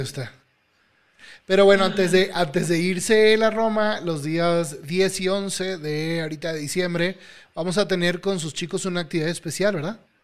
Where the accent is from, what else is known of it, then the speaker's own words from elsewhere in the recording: Venezuela; now in Mexico; En mi país, en Venezuela